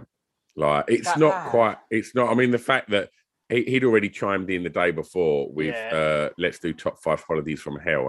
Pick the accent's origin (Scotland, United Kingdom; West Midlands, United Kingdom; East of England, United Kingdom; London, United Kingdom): East of England, United Kingdom; Tilbury; also born or lived in Grays; I was born in Tilbury, right? Mm. Tilbury is fucking piss poor. It is a piss poor town. Son of a docker